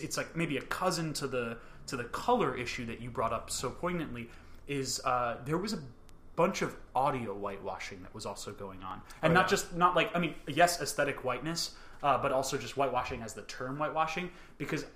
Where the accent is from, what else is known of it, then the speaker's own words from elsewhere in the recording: United States; I was born and raised in America